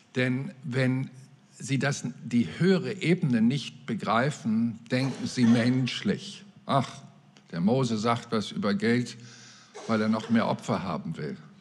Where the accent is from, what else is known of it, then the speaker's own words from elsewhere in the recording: Mecklenburg-Vorpommern, Germany; bei uns in Mecklenburg-Vorpommern